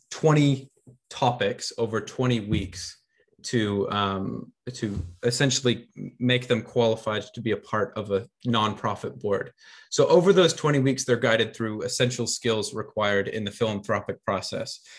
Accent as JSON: {"language": "English", "country": "United States", "lives_now": "New Zealand", "said": "guess from my accent, I'm I'm from the states originally."}